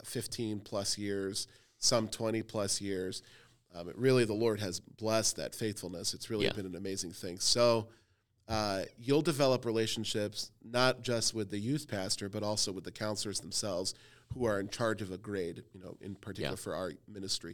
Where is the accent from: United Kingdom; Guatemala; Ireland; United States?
United States; Cleveland, Ohio; My family's from Jordan and Lebanon. I was born in Cleveland, Ohio.